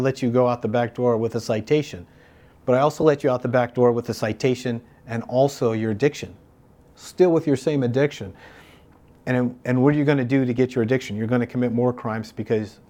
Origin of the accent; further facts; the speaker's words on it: Palm Springs, California, United States; also born or lived in Santa Monica, California; I'm originally from Palm Springs, right? Nobody's from Palm Springs, but I am